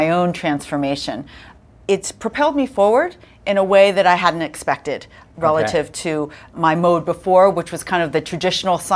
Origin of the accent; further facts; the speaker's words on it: California, United States; I'm from California